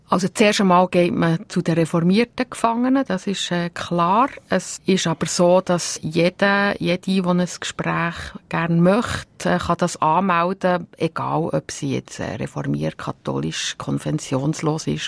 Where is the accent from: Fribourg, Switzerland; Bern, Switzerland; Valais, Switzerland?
Bern, Switzerland; moved away; also born or lived in Uster, Zurich; wir sind ja in Gebiet aufgewachsen im Kanton Bern